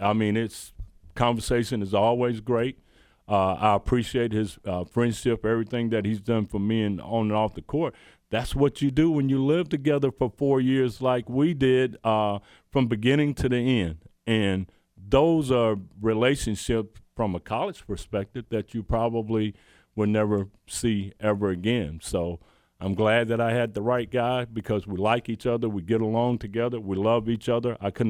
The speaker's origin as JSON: {"language": "English", "region": "the South", "country": "United States", "tie": "born or raised there", "said": "But I think growing up in the South, obviously, and just having an interaction, I couldn't have picked a better guy to come in with for my career"}